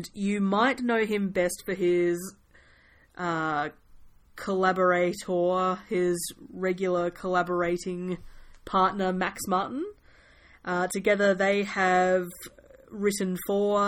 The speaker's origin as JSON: {"language": "English", "country": "New Zealand", "said": "me and my fellow Kiwis"}